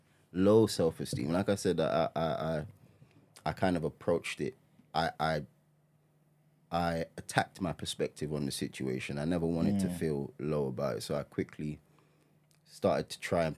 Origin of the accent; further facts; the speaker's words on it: Ghana; I'm Ghanaian.